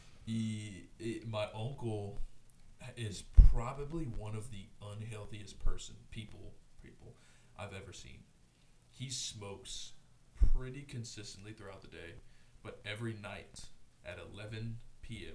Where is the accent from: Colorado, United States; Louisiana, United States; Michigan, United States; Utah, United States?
Louisiana, United States; Houma; I'm from Houma